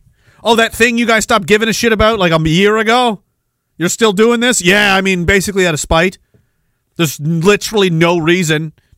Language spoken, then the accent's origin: English; Toronto, Ontario, Canada; You know the Toronto people. I'm from Toronto. We all call it Toronto.